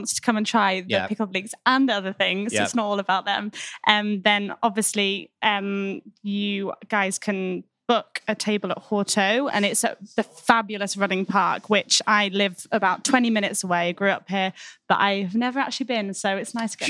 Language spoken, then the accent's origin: English; Boston Spa, Yorkshire and the Humber, United Kingdom; moved away; I'm from Boston Spa, which is near York. So yeah, and we're just outside the hamlet of Healy, which is lovely.